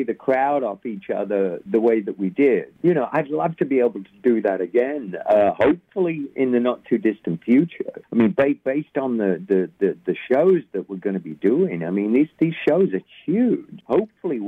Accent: England, United Kingdom; now in United States; growing up in England, and then to eventually, you know, coming to the States in 1980

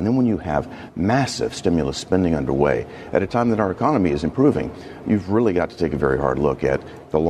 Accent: Tennessee, United States; If you take a look at what's happening right in my home state of Tennessee, try to buy a house in Nashville right now.

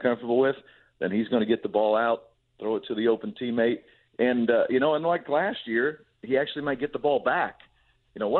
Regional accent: Indiana, United States; having grown up, born and raised in Indiana

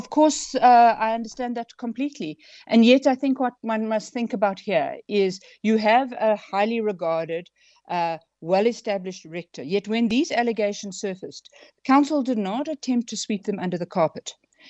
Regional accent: South Africa; just from being a South African in everyday society

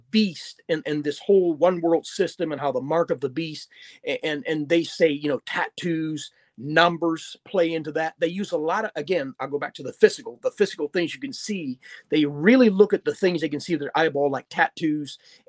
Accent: Kenton, Ohio, United States; Kenton, Ohio was formed in the 1950s, early 1950s. And my grandfather was actually the very first family to move in.

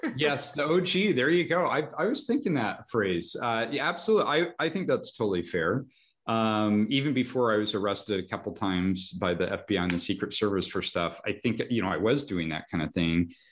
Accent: Reno, Nevada, United States; also born or lived in Los Angeles; born and raised in Reno, Nevada

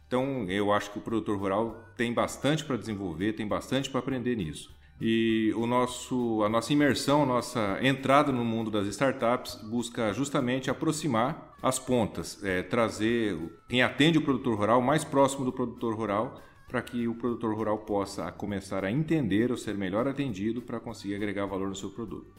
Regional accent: Mato Grosso do Sul, Brazil; moved away as an adult; also born or lived in Paraná / São Paulo; now in Mato Grosso, Brazil; Eu nasci no Paraná, sou paranaense de nascimento, mas sou sul-mato-grossense de criação

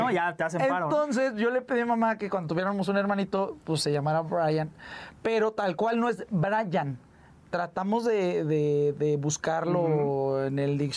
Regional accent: Saltillo, Coahuila, Mexico; also born or lived in Mazatlán, Mexico; Mira, nacimos en Mazatlán, Sinaloa, pero pues ya radicamos desde hace mucho tiempo, viajamos a la ciudad de Saltillo, Coahuila, estuvimos mucho tiempo allá

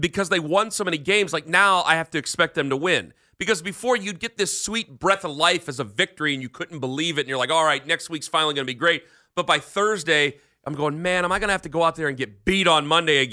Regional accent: Canton, Ohio, United States; I'm from Canton.

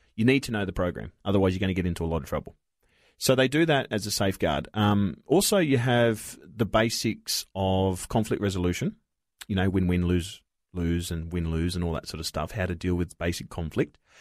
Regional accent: Broken Hill, New South Wales, Australia; born or raised there; also born or lived in Wilcannia, New South Wales

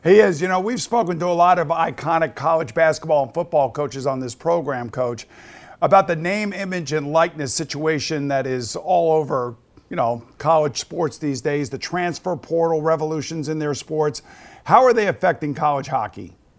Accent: Long Island, New York, United States; I am from Long Island.

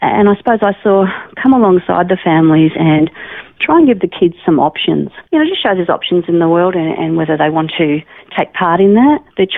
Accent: Melbourne, Victoria, Australia; moved away as an adult; also born or lived in Geelong, Victoria; now in Alice Springs, Australia; I was actually born in Melbourne.

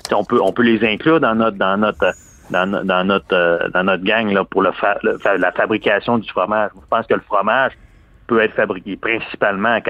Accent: Quebec, Canada; ah, tu es, un Canadien, on connaît le Canada, mais je viens du Québec au, au Canada

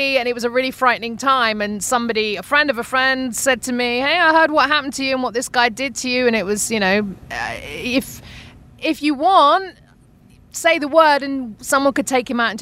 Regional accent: United Kingdom; accent: UK; moved away as an adult; now in Arizona, United States; I'm from Britain.

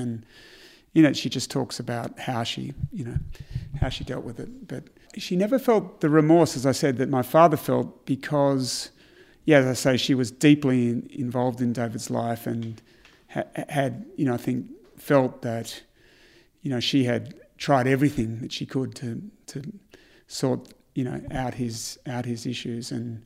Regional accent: Melbourne, Victoria, Australia; We grew up in Hawthorne, so Hawthorne wasn't as privileged then as it is today.

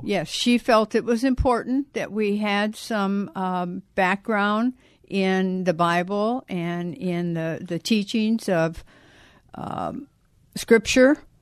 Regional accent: South Bend, Indiana, United States; moved away; I was born and raised in South Bend, Indiana.

